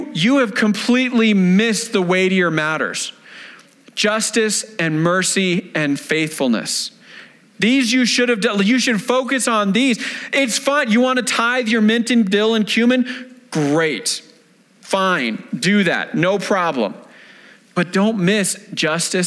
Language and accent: English; Denver, Colorado, United States; I was independent fundamental Baptist church, right? Here in the Denver area